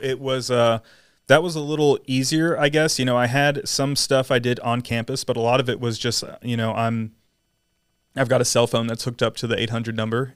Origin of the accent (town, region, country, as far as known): San Antonio, Texas, United States; born or raised there; also born or lived in Atlanta, Georgia